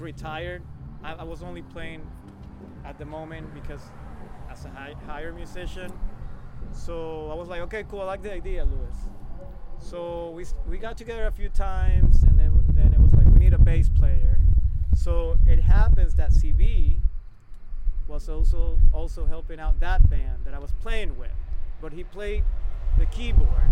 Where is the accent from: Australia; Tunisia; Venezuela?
Venezuela; now in Boston, United States; I was born in Boston, grew up in Venezuela, South America.